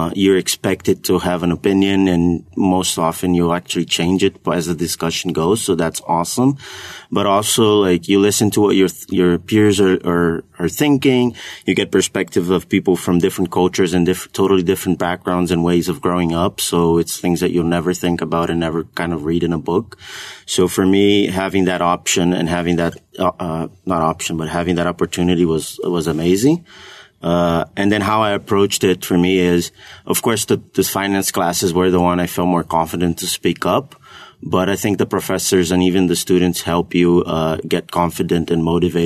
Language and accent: English; Brazil; moved away as an adult; I'm from Brazil.